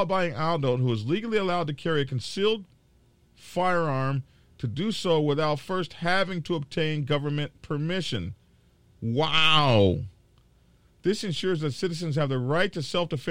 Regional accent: Lawton, Oklahoma, United States; moved away; I'm from Oklahoma. You know I'm basically from Lawton. I went to high school in Oklahoma City.

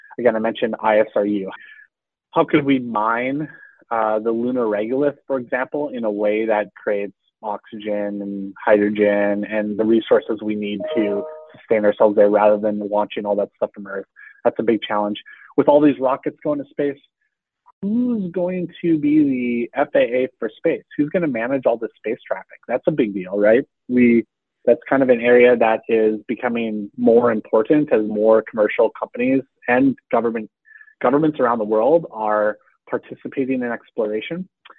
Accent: Texas, United States; I felt that growing up outside of Houston, especially if you aren't connected to the space industry in an obvious way

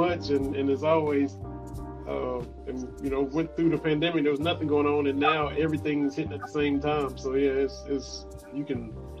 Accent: Harlan County, Kentucky, United States; I'm a 13th region guy. I'm born and raised in Harley County

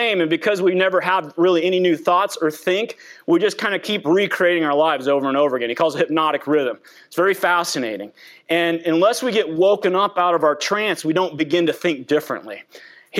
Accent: Loveland, Colorado, United States; I grew up in Loveland, Colorado

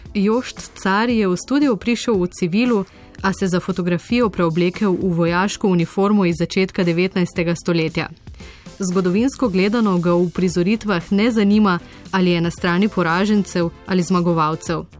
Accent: Slovenia

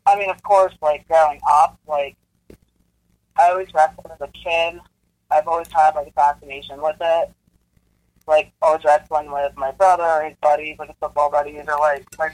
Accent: Pittsburgh, Pennsylvania, United States; accent: Pittsburgh; I am from Pittsburgh

